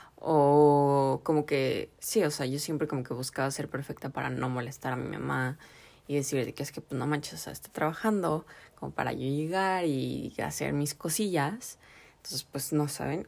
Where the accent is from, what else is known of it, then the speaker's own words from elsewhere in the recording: Mexico; en la cultura mexicana o bueno latinoamericana, como que la familia es algo súper importante y súper grande para nosotros